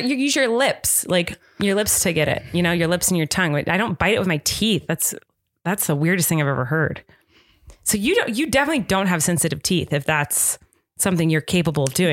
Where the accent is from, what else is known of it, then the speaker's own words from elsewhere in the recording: United States; I'm American